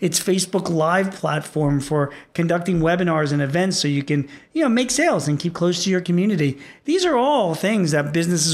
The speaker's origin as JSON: {"language": "English", "town": "Philadelphia", "region": "Pennsylvania", "country": "United States", "tie": "born or raised there", "said": "here in my hometown of Philadelphia"}